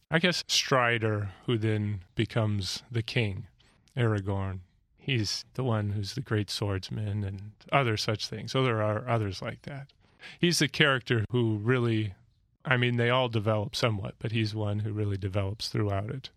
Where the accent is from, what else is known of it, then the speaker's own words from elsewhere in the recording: Alaska and Montana, United States; I grew up in Alaska and Montana